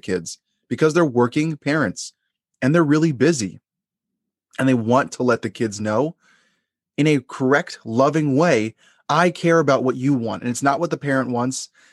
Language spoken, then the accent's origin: English; Long Island, New York, United States; the area that I grew up in Long Island